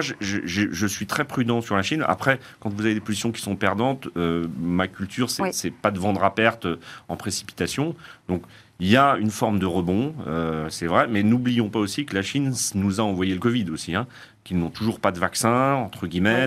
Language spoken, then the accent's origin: French; France; chez nous en France